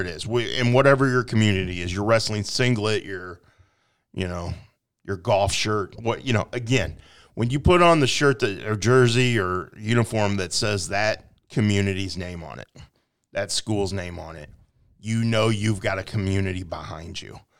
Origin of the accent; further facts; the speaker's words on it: Quincy, Illinois, United States; I grew up here in Quincy